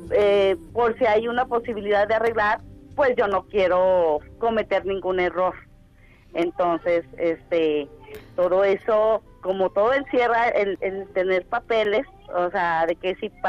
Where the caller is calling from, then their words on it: Garland, Texas, United States; Estoy en Garland